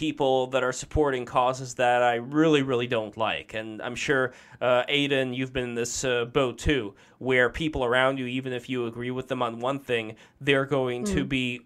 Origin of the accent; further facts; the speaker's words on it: Saint Petersburg, Russia; moved away; I'm from St. Petersburg. I was born in Russia